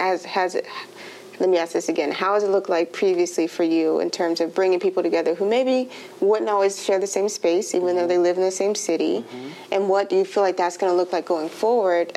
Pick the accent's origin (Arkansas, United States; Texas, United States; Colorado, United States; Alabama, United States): Alabama, United States; also born or lived in Georgia; now in Durham, United States; I'm from, born in Georgia, raised in Alabama, and now I'm here